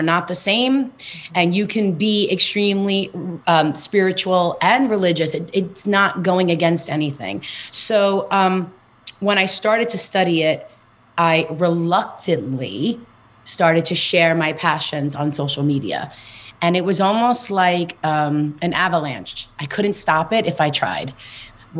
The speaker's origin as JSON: {"language": "English", "town": "New York City", "region": "New York", "country": "United States", "tie": "born or raised there", "said": "I am from Queens, New York, born and raised. So you'll hear it in my accent."}